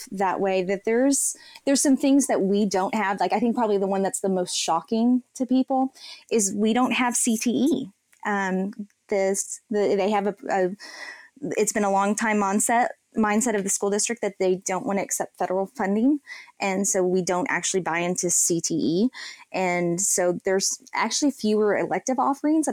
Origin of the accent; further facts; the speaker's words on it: McKinney, Texas, United States; I am from McKinney, Texas